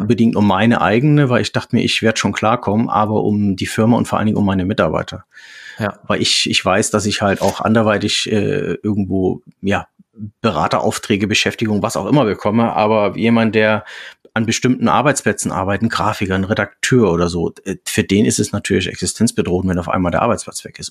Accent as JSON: {"language": "German", "area": "near Meissen", "region": "Saxony", "country": "Germany", "moved": "yes", "lives_now": "Reinbek, Germany", "said": "komme ursprünglich aus der Nähe von Meißen, aus Sachsen, bin jetzt seit 25 Jahren im Norden"}